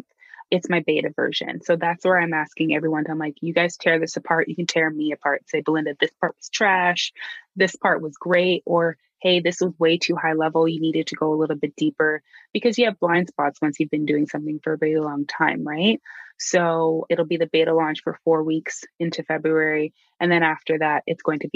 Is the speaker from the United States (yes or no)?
no; Canada; As a Canadian